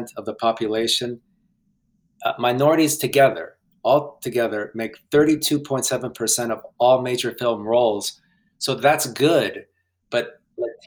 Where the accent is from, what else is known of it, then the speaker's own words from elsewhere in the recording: West Virginia, United States; first language Spanish; English is a second language; moved away as an adult; also born or lived in Guatemala / Omaha / Chicago; now in Los Angeles, United States; growing up in West Virginia, I felt that I wasn't gringo